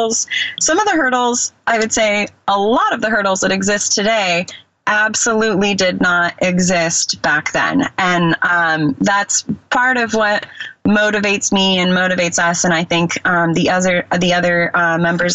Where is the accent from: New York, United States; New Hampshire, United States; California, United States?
California, United States; Bay Area; I grew up in the Bay Area